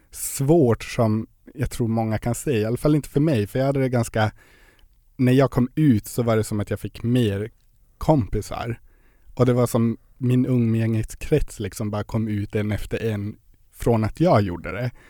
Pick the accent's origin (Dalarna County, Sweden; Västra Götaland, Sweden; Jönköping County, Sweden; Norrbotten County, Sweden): Norrbotten County, Sweden; Gällivare; now in Luleå, Sweden; Jag kommer från Gällivare.